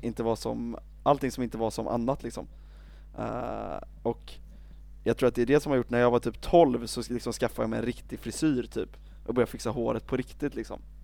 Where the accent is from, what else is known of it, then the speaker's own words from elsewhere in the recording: Sweden; jag är alldeles för svensk